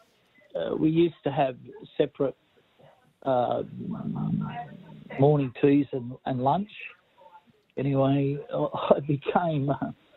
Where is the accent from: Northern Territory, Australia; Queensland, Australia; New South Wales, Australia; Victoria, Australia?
New South Wales, Australia; Cessnock; I grew up in Cessnock